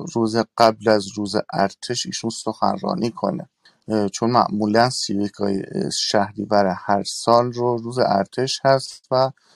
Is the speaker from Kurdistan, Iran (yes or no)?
yes; Kurdistan, Iran; moved away; من کردم و سالها هم هست که از ایران خارج شدم